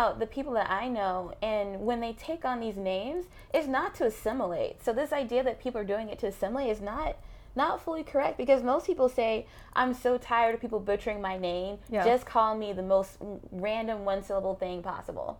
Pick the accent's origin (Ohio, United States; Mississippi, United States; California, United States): Mississippi, United States; I grew up in Mississippi.